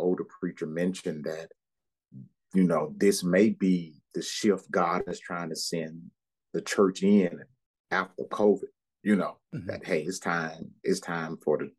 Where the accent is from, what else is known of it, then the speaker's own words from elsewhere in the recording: Valdosta, Georgia, United States; moved away as an adult; now in Nashville, United States; I'm from Southern Georgia, Valdosta, the Morven area